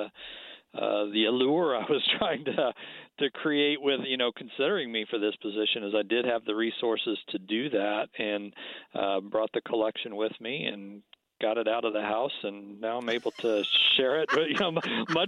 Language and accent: English; Kansas City, Missouri, United States; moved away as an adult; now in Connecticut, United States; I come from Kansas City. That's where I grew up